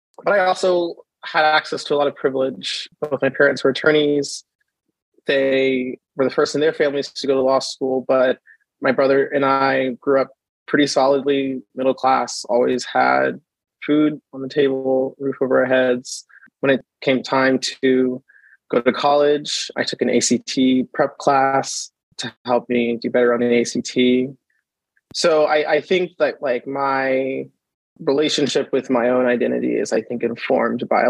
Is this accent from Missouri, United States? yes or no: no; Kentucky, United States; moved away as an adult; also born or lived in Chapel Hill; I grew up in the South my entire life. I'm coming here from Kentucky